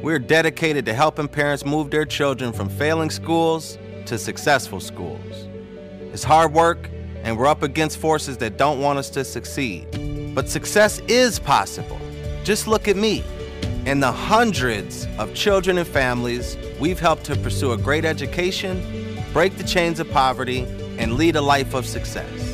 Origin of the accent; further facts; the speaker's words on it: Minneapolis, Minnesota, United States; I was born in Minneapolis in 1985 called the North Side home at that time, 18th and Queen